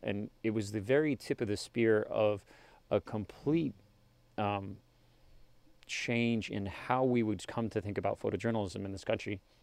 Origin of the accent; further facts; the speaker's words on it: Worland, Wyoming, United States; also born or lived in Colorado; did, uh, kindergarten through high school in Warland, Wyoming